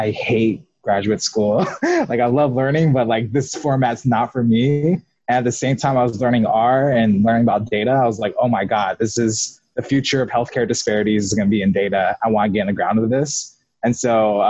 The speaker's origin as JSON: {"language": "English", "town": "Sacramento", "region": "California", "country": "United States", "tie": "born or raised there", "also_born_or_lived": "Elk Grove, California", "lives_now": "Bay Area, United States", "said": "I'm from California, Sacramento."}